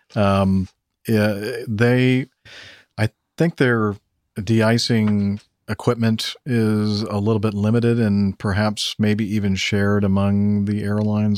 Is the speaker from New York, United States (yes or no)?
no; South Dakota, United States; moved away; my home state, Sa, South Dakota